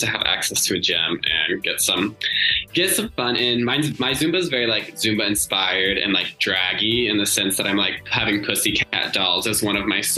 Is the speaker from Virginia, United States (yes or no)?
no; Indiana, United States; also born or lived in Seattle; now in Los Angeles, United States; I'm from Indiana originally